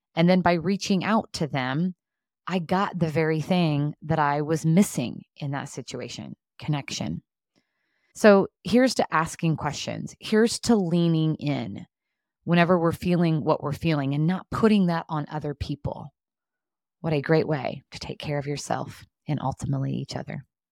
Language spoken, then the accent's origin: English; southern Indiana, United States; now in Indianapolis, United States; I grew up in southern Indiana, and I'm currently living in Indianapolis